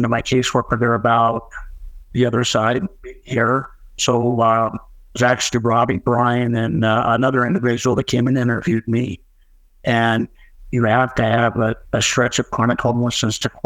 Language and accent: English; Las Vegas, Nevada, United States; moved away as an adult; also born or lived in St. George, Utah; now in Utah, United States; I'm originally from Las Vegas, born and raised